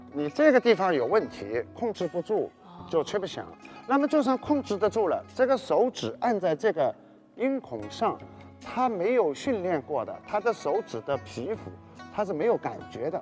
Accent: Suzhou, Jiangsu, China; moved away; 也是等于说我的家乡的这个描述我家乡的那些个情怀的一首乐曲

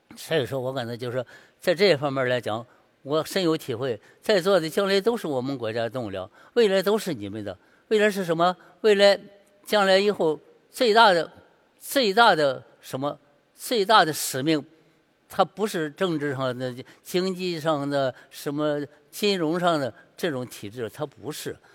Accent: Shandong, China; 因为是我山东人，山东就必须得写字儿要写好，所以我五岁就写了字儿了，六岁画画

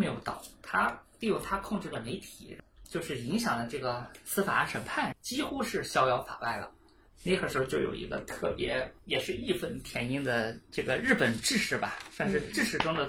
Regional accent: China; 音乐里面，我们中国人讲五音，宫商角徵羽，一二三五七，我非要用四和六，

